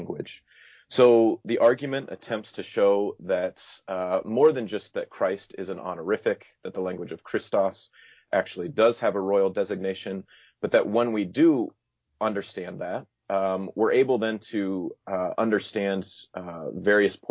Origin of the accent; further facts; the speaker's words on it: Iowa, United States; now in Illinois, United States; I'm actually from Iowa, so I would refer to myself as an Iowan